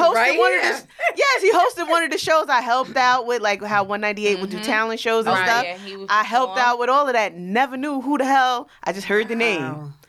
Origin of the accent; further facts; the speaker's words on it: New York City, New York, United States; being that I was from Rockaway.